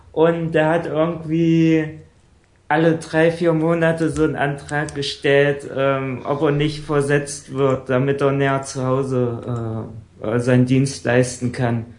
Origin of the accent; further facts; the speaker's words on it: Saxony-Anhalt, Germany; also born or lived in Bavarian Forest; ich komme ja aus Sachsen-Anhalt